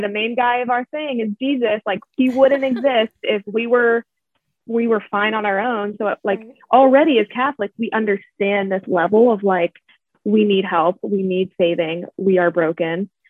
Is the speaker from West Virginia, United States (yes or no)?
no; Pittsburgh, Pennsylvania, United States; I'm from Pittsburgh, Pennsylvania